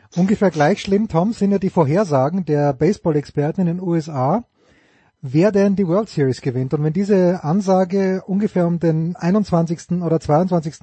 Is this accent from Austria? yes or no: yes; Austria; als Österreicher